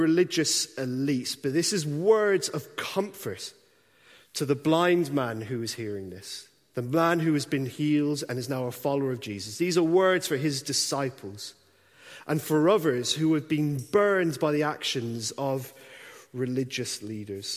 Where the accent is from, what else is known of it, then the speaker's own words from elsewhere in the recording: Ireland; now in Dundee, United Kingdom; I grew up in the Republic of Ireland.